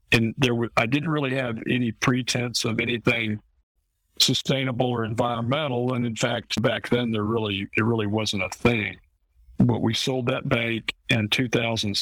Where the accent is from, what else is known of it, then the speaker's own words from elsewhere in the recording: Eustis, Florida, United States; I grew up in Eustis, Florida, where I was born and still live